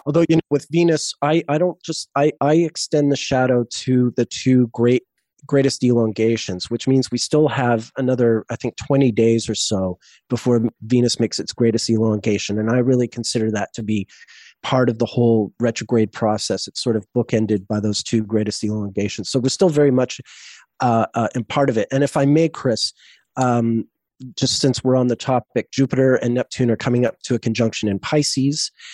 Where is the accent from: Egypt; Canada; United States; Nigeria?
Canada; Montreal, Quebec; moved away as an adult; also born or lived in Vancouver; now in Cape Town, South Africa; I moved from Montreal, my hometown, to Vancouver